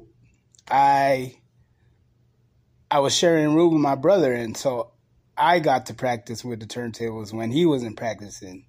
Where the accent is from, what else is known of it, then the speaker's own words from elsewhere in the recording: San Francisco, California, United States; I grew up in San Francisco, so I seen graffiti on the bus